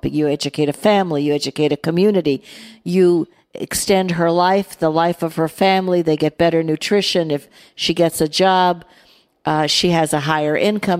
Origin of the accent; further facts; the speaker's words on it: United States; I'm American